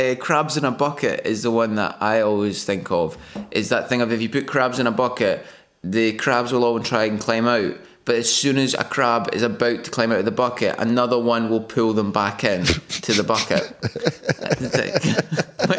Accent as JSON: {"language": "English", "region": "Scotland", "country": "United Kingdom", "also_born_or_lived": "Glasgow", "moved": "as an adult", "said": "as a Scottish person"}